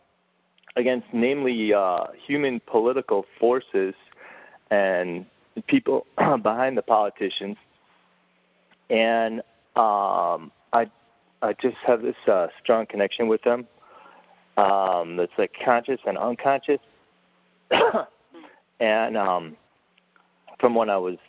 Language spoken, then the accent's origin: English; Chicago, Illinois, United States; moved away as an adult; now in Los Angeles, United States; even when I moved to L.A., I'm originally from Chicago